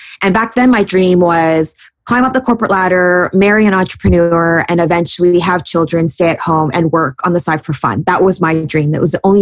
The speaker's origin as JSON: {"language": "English", "town": "Vancouver", "region": "British Columbia", "country": "Canada", "tie": "born or raised there", "also_born_or_lived": "New York City", "moved": "as an adult", "said": "I love Vancouver. I'm born and raised here"}